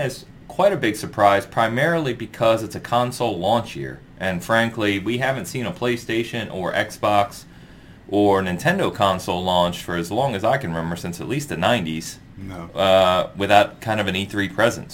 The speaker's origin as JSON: {"language": "English", "town": "San Francisco", "region": "California", "country": "United States", "moved": "yes", "lives_now": "Kansas City, United States", "said": "I'm from San Francisco"}